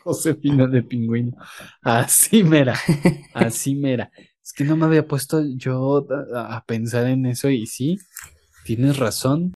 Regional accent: Mexico

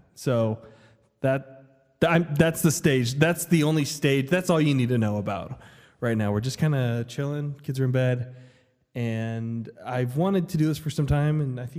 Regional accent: Las Vegas, Nevada, United States; now in Idaho, United States; I'm from Las Vegas, and fall's just different. And here in Idaho

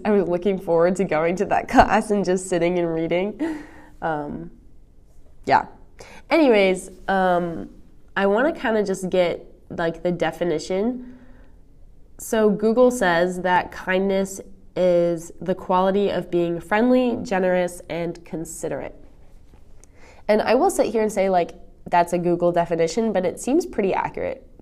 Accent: East Coast, United States; moved away; I'm from the East Coast

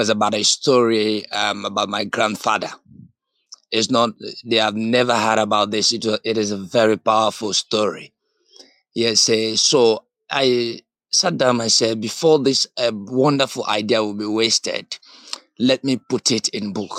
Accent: Sierra Leone; from Sierra Leone, West Africa.

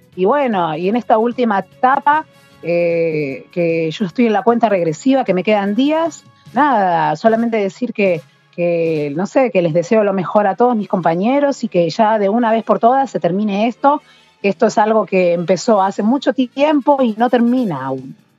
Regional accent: Argentina

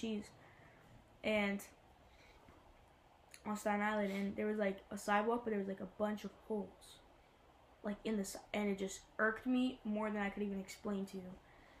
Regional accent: Albania; now in New Jersey, United States; I'm originally from Albania

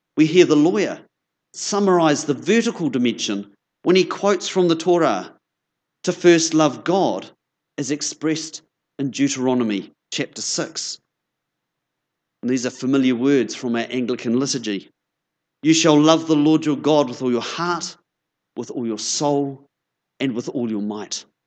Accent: Christchurch, Canterbury, New Zealand; moved away as an adult; now in Nelson, New Zealand; it's lovely to be back in Christchurch. As Jenny said, this is my hometown. I grew up down the road in Ilam

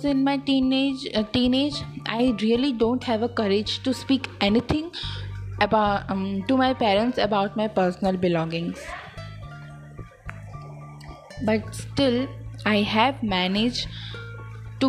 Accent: India; I am from India

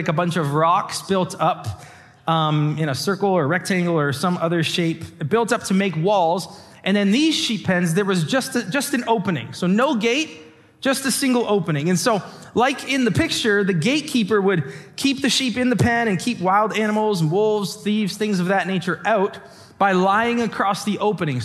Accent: LaSalle, Ontario, Canada; now in Windsor, Canada; I grew up in LaSalle

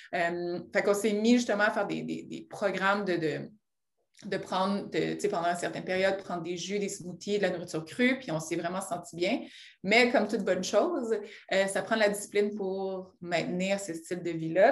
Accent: Rouyn-Noranda, Quebec, Canada; je viens de Rwanda, j'aime le mentionner parce que c'est une petite ville en Abitibi que les gens oublient

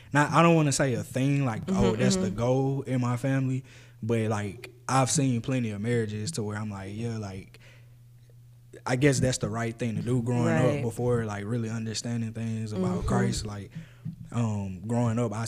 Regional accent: Atlanta, Georgia, United States; also born or lived in Houston, Texas; We moved here to Atlanta when I was 7

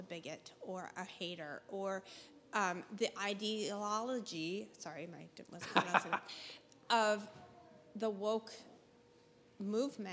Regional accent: Hicksville, Montana, United States; I'm from Hickville, Montana

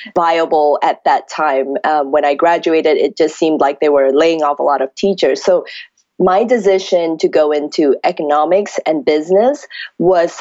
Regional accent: Malaysia; moved away as an adult; now in California, United States; I grew up in Malaysia, 17 years of my life

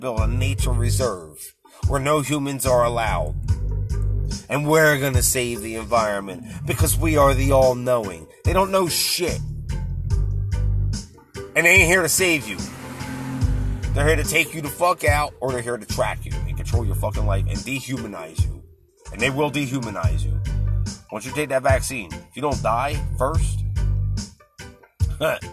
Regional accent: United States; This is my homeland. This is where I was born. I'm an American.

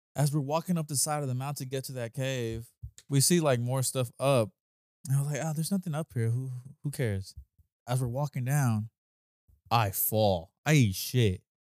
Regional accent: near San Bernardino, California, United States; now in Los Angeles, United States; that's close to my hometown

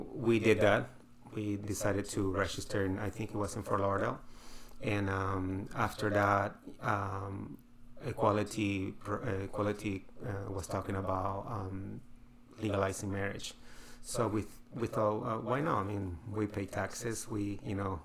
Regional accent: Peru; now in United States; I'm from Peru

